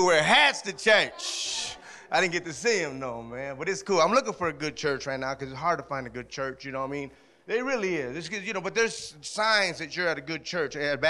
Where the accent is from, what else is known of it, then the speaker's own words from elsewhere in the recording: Alma, Michigan, United States; I'm from Alma